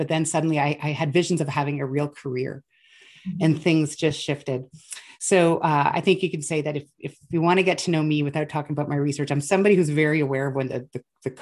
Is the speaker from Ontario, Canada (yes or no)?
yes; Sudbury, Ontario, Canada; moved away as an adult; I grew up in Northern Ontario, and I grew up in Northern Ontario before there was medical schools there.